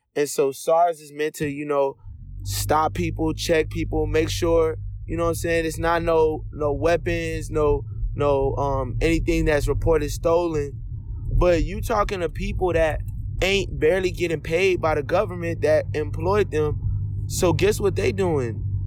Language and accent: English; United States; I was born in America, but I'm full-blooded Nigerian. Both my parents Nigerian immigrants.